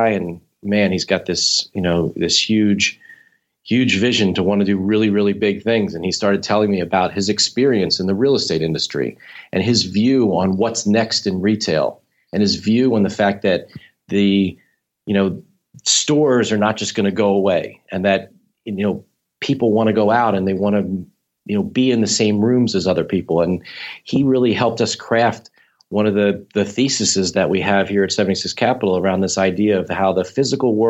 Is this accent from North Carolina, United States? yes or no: no; Philadelphia, Pennsylvania, United States; growing up in Philadelphia